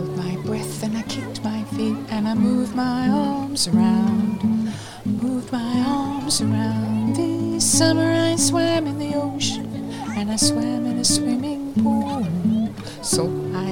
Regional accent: Australia; we're Australian, and there's something in our culture that insists on us doing this

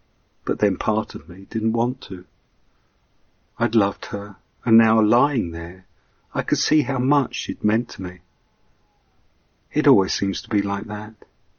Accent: England, United Kingdom; But then I'm an Englishman with that sense of fair play too.

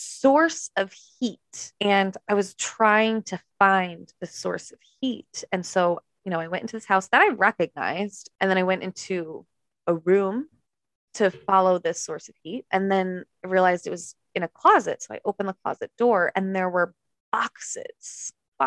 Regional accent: East Coast, United States; now in California, United States; I'm from the East Coast, but I live in California now.

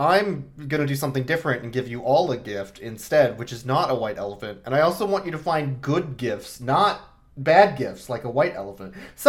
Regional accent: Midwest, United States; I'm from the Midwest

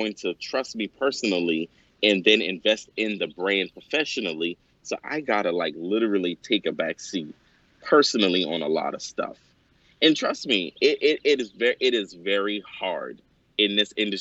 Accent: Johns Island, South Carolina, United States; I'm from Johns Island, South Carolina, by the way, of Charleston

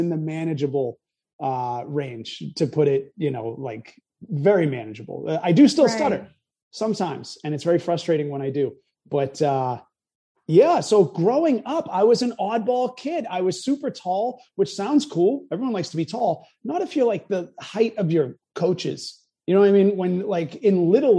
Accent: New Hampshire, United States; moved away; also born or lived in New York / Los Angeles; I lived in New York, LA. I'm from New Hampshire

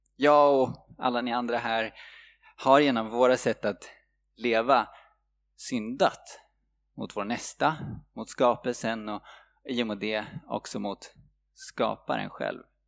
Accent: Sweden; vi svenskar

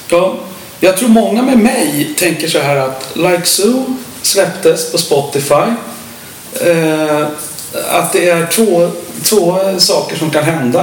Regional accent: Stockholm, Stockholm County, Sweden; han och jag är ju från Stockholm

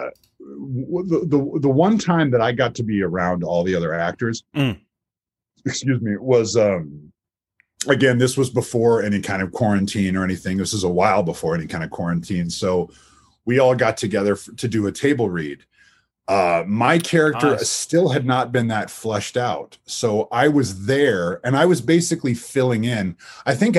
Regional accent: Lake Stevens, Washington, United States; also born or lived in Everett, Washington; I'm from Lake Stevens, Washington, but I was born in a town called Everett

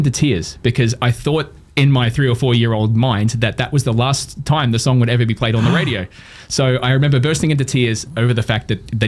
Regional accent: Townsville, Queensland, Australia; moved away as an adult; also born or lived in Adelaide / Brisbane / England / Sydney; now in Montreal, Canada; I'm from Townsville. Actually, I was born in Adelaide, but grew up in Townsville. Spent most of my childhood and teenage years here in the city.

